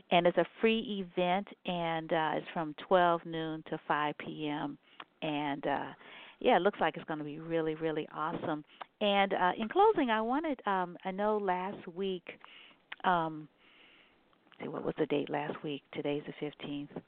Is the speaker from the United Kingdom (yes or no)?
no; Ghana; I think um, I'm Ghanaian referencing the uh